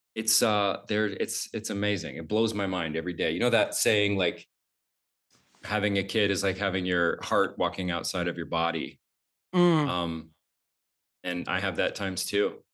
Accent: Idaho, United States; moved away as an adult; also born or lived in New York; I grew up so poor in Idaho, like no running water, outhouse

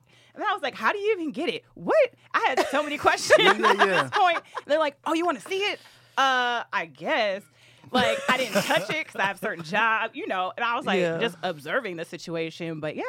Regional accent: Minnesota, United States; I'm from Minnesota.

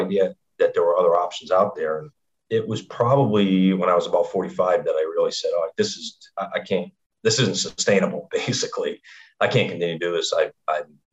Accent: Rhode Island, United States; grew up in Rhode Island

